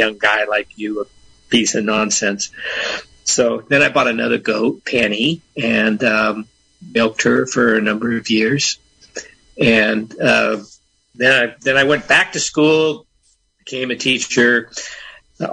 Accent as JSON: {"language": "English", "town": "Oakland", "region": "California", "country": "United States", "tie": "born or raised there", "moved": "as an adult", "lives_now": "Fort Bragg, United States", "said": "I was born in Oakland, raised in Oakland."}